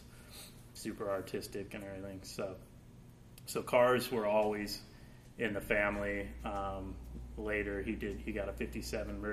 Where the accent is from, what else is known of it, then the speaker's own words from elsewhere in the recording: Napa, California, United States; I grew up here in Napa.